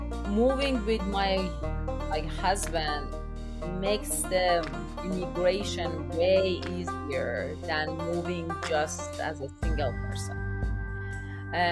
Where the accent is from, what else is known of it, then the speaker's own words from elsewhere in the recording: Iran; moved away as an adult; also born or lived in London, Ontario; now in Calgary, Canada; I'm from Iran.